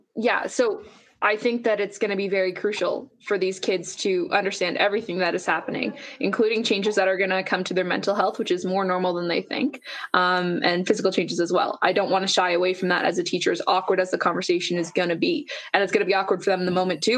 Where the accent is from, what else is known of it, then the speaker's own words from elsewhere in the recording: Nova Scotia, Canada; now in Alberta, Canada; I grew up in Nova Scotia before I moved to Alberta